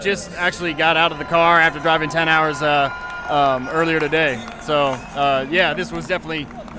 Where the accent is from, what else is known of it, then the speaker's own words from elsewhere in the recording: Columbus, Ohio, United States; from Columbus, Ohio